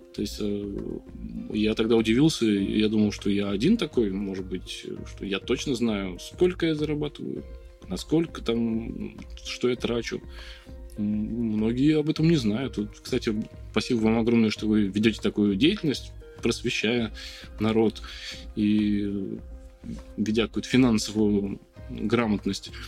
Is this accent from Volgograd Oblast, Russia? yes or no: yes; Volgograd, Volgograd Oblast, Russia; Я коренной волгоградец. Вырос здесь, на, в Краснооктябрьском районе.